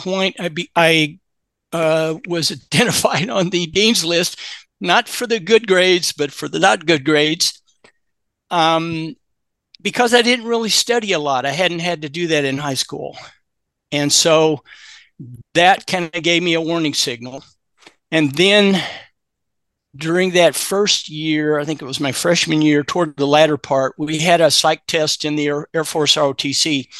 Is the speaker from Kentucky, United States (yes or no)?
yes; Louisville, Kentucky, United States; I grew up in Louisville, Kentucky